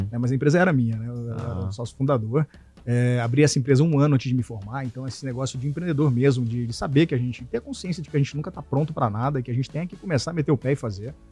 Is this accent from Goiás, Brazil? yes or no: yes; Jataí, Goiás, Brazil; moved away as an adult; also born or lived in Cuiabá, Mato Grosso; eu sou de Jataí, interior de Goiás. Aí eu fui fazer faculdade em Cuiabá, Mato Grosso. Fiquei 16 anos lá.